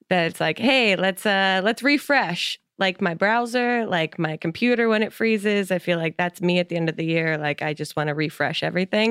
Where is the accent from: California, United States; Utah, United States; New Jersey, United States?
New Jersey, United States; I'm from New Jersey.